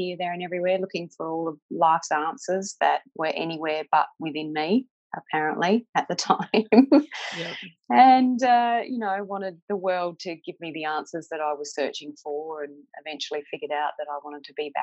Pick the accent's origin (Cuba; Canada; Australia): Australia; Victor Harbor, South Australia; also born or lived in Mount Gambier, South Australia / Penola, South Australia / Adelaide, South Australia; I was born in Mount Gambier, and we lived there until I was eight, and then moved to a little seaside town out of Adelaide about an hour called Victor Harbour, where we lived for some time.